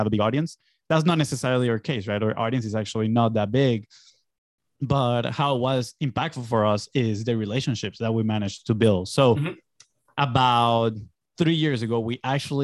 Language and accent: English; Venezuela; moved away as an adult; I'm originally from Venezuela. I grew up there. I lived my first 18 years of my life in there.